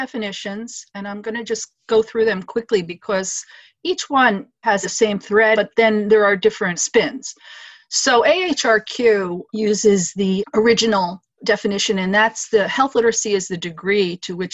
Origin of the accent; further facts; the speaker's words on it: New York City, New York, United States; moved away as an adult; now in Capital District, New York, United States; I'm originally from New York City